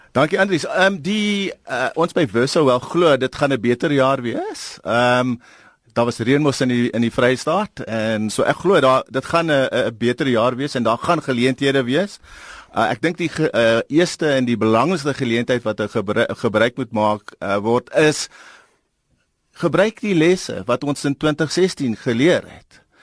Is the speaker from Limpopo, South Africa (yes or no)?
no; Eastern Cape, South Africa; ek kom van die Oos-Kaap